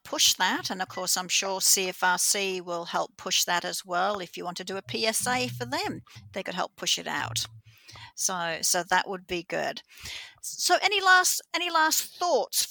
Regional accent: Australia; I'm from Australia

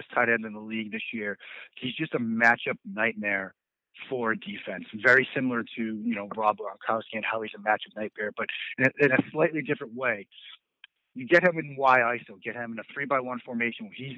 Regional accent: Boston, Massachusetts, United States; accent: Boston; moved away as an adult; the listeners have probably gleaned it from the accent. I'm from the Boston area

